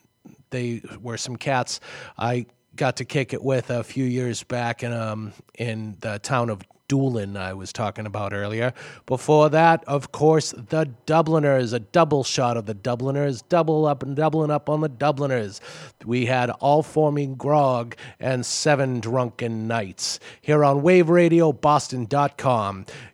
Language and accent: English; Lowell, Massachusetts, United States; accent: Boston; Lowell; because of my Boston accent. It's a Lowell accent